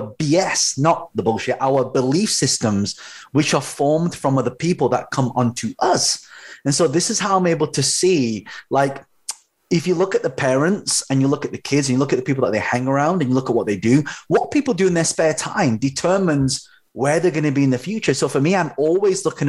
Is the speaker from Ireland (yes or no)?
no; London, United Kingdom; I was actually, so I'm a British-born Chinese, but my parents are from Hong Kong